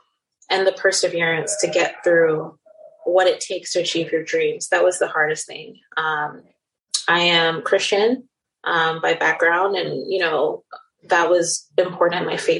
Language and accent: English; Nigeria; moved away as an adult; also born or lived in Netherlands; now in New York, United States; I came to the United States to go to college. I grew up in Nigeria and the Netherlands in Europe and went to Baylor University in Waco, Texas for undergrad